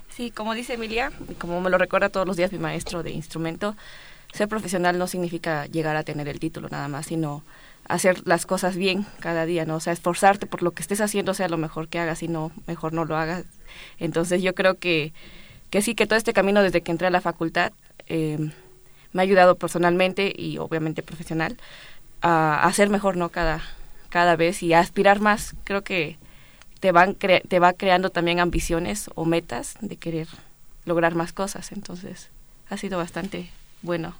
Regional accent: Capulálpam de Méndez, Oaxaca, Mexico; now in Mexico City, Mexico; Yo soy de Oaxaca, de un pueblo que se llama Capulalpam de Méndez.

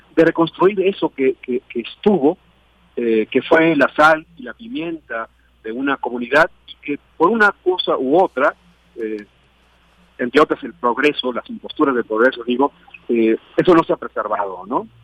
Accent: Ahualulco, Mexico; una memoria de mi pueblo

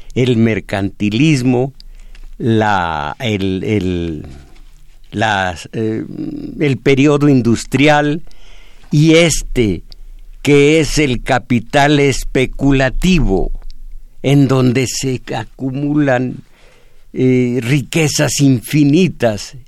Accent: Mexico; soy mexicano, nací en México, estoy entre 129 millones de mexicanos

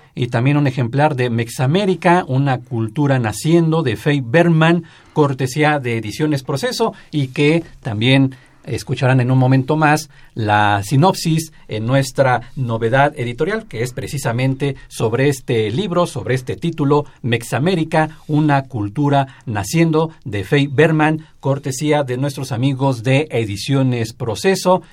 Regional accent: Mexico; nosotros como mexicanos

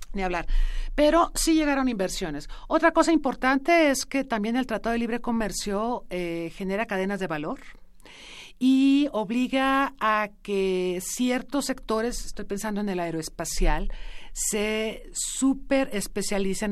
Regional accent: Mexico

